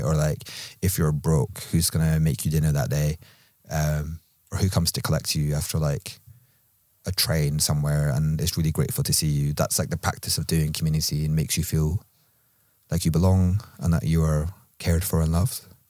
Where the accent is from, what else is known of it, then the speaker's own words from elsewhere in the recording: Edinburgh, Scotland, United Kingdom; accent: Edinburgh; moved away; my accent was just from Edinburgh